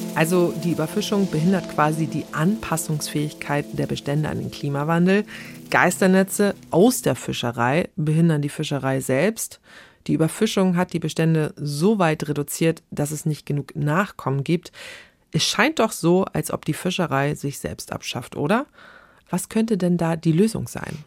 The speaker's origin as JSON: {"language": "German", "town": "Neustadt in Holstein", "region": "Schleswig-Holstein", "country": "Germany", "said": "ich komme aus Schleswig-Holstein, mhm. ganz konkret Neustadt in Holstein"}